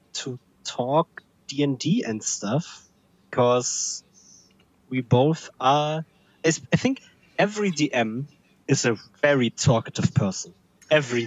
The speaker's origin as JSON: {"language": "English", "region": "Berlin", "country": "Germany", "tie": "born or raised there", "said": "I'm also from Berlin, living here since my birth."}